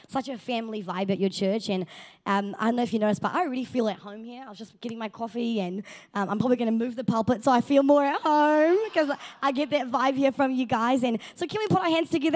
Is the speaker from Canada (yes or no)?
no; South Africa; moved away; I am South African